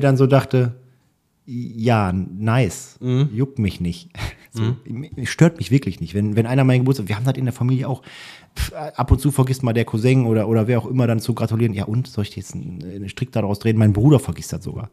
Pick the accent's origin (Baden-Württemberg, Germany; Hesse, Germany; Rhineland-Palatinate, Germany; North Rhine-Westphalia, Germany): North Rhine-Westphalia, Germany; Rumeln; ich komme aus Rumeln, ist ein kleines Dorf gewesen